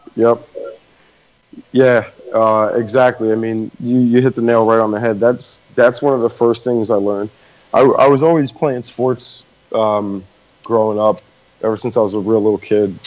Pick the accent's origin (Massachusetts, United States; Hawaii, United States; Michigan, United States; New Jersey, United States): New Jersey, United States; I went to uh, Colonial High School out in Jersey